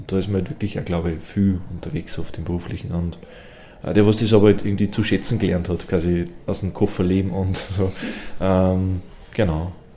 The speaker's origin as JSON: {"language": "German", "area": "Innviertel", "region": "Upper Austria", "country": "Austria", "said": "bei uns im Innviertel"}